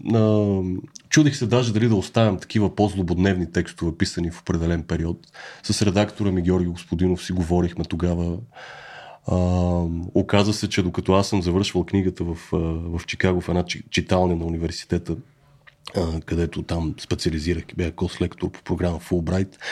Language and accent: Bulgarian; Bulgaria; moved away; сме българи